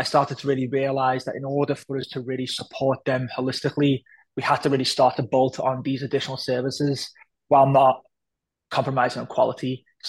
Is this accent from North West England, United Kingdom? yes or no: yes; Liverpool, North West England, United Kingdom; So I grew up in a very, I would say isolated neighborhood where we were. My dad is Pakistani, my mom was British, my mom was from Liverpool.